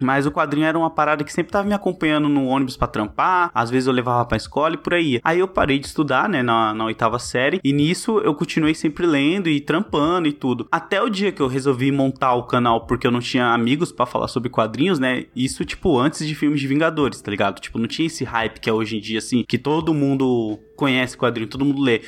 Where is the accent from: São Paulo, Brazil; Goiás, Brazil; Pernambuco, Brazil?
São Paulo, Brazil; eu sou paulista mesmo, então tem muita gíria que é, ter, é local daqui